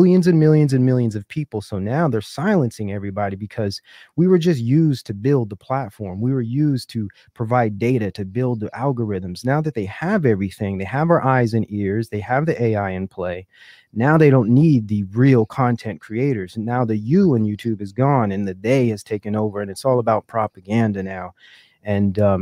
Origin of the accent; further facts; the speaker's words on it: California, United States; also born or lived in Silicon Valley, California / Oakland, California; I'm from California. I've lived in the Silicon Valley years ago